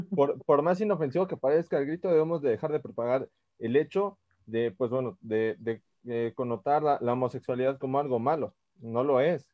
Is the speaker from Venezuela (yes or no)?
no; Mexico; somos mexicanos